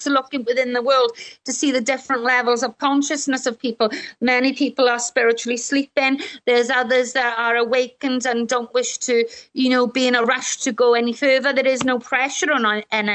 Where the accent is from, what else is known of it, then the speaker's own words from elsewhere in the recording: Welsh, Wales, United Kingdom; I'm Welsh